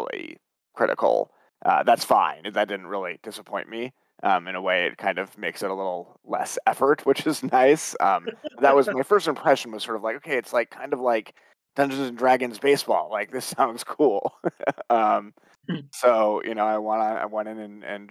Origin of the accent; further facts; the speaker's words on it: East Bay, San Francisco Bay Area, California, United States; I grew up in the East Bay